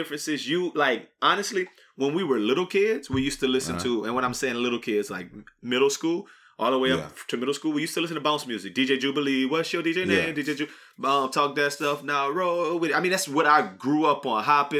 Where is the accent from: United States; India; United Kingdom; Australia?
United States; Arizona; I'm from Arizona.